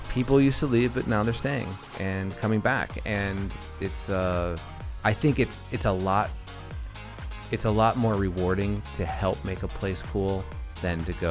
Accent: Lincoln, Nebraska, United States; I'm not from the city here. I'm I'm from Lincoln, Nebraska.

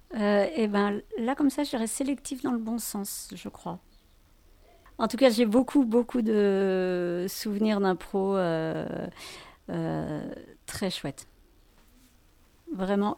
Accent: France; nous avoir en tant que Français

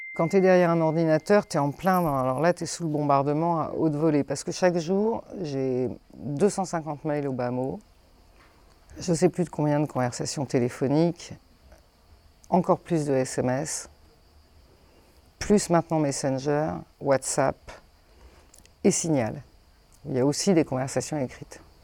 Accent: Rouen, Normandy, France; also born or lived in Maisons-Laffitte / Colorgues; now in Vauvert, France; j'ai grandi, figure-toi, en Normandie

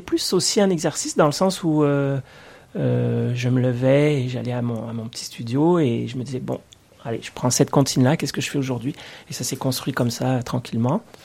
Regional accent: Orléans, Centre-Val de Loire, France; moved away as an adult; now in Quebec, Canada; je viens d'Orléans, en fait, euh, pas de l'île d'Orléans, mais bien de la ville d'Orléans

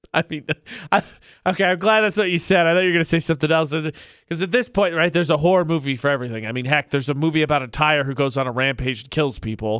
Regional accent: Midwest, United States; I'm from the Midwest.

